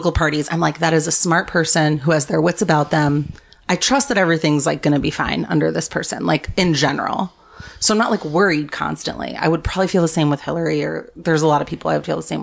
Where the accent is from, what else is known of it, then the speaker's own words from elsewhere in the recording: Florida, United States; moved away as an adult; I'm a Florida person. That's where I'm from